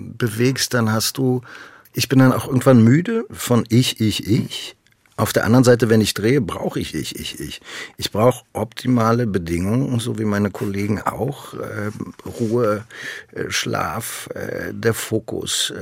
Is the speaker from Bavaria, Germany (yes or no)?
no; Berlin, Germany; ich komme ja aus Berlin